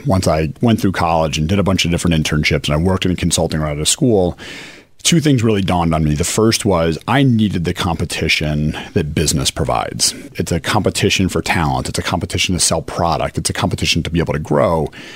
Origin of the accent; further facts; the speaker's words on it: Chicago, Illinois, United States; now in Philadelphia, United States; I grew up in Chicago